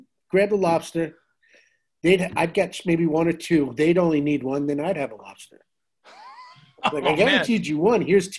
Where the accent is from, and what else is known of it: Smithtown, New York, United States; born or raised there; moved away